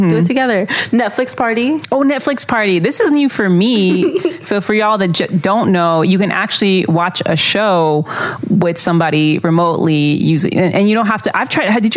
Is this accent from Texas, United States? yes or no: yes; Texas, United States; For instance, I was raised in Texas and my family and I have been victims of racism, so I know it's very real